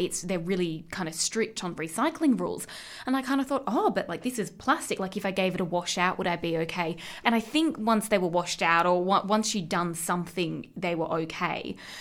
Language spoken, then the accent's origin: English; Central West, New South Wales, Australia; moved away; where I grew up in the Central West